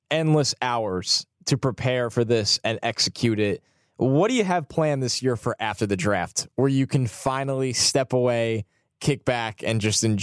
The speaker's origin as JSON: {"language": "English", "region": "New York", "country": "United States", "said": "I'm from New York, so special one is at Radio City"}